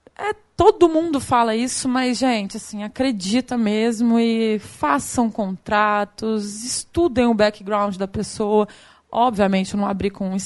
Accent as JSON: {"language": "Portuguese", "town": "Goiânia", "region": "Goiás", "country": "Brazil", "also_born_or_lived": "Rio de Janeiro", "accent": "a bit of Rio", "moved": "yes", "said": "eu sou de Goiânia, meu sotaque não, não mente muito, tem um pedacinho do Rio"}